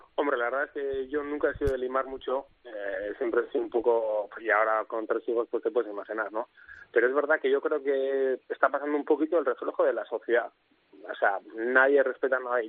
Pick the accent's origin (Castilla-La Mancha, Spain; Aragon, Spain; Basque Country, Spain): Basque Country, Spain; Oñati; mi pueblo, a Oñati